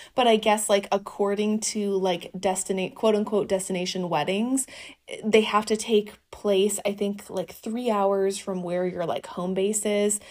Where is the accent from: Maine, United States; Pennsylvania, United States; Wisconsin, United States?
Wisconsin, United States; Northeast; also born or lived in Vermont; now in Los Angeles, United States; I'm from a small town in Northeast Wisconsin